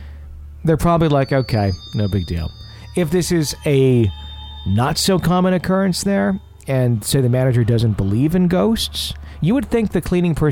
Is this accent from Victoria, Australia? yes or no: yes; Melbourne, Victoria, Australia; I'm from Melbourne, Australia.